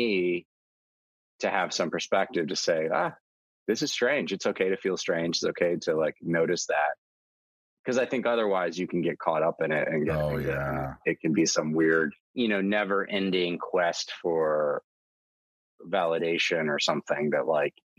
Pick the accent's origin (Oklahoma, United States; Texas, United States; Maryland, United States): Texas, United States; I grew up in Texas.